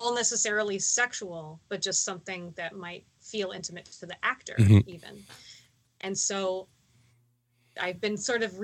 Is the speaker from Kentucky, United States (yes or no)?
no; Texas, United States; now in Baltimore, United States; as a Texan